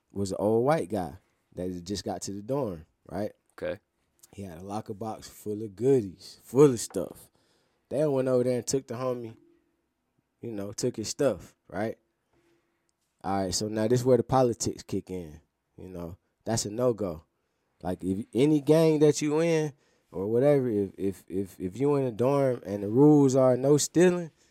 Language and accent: English; Atlanta, Georgia, United States; So, but being that I'm from Atlanta, you know, that's another thing.